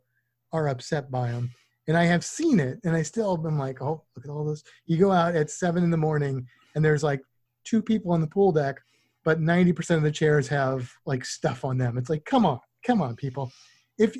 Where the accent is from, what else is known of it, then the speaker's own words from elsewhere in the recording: Missouri, United States; now in Florida, United States; I grew up in Missouri